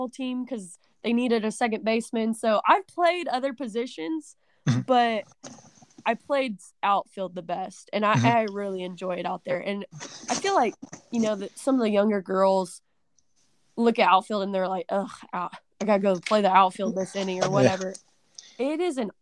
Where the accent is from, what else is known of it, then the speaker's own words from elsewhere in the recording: Dibble, Oklahoma, United States; when I was younger, I grew up in Dibble, Oklahoma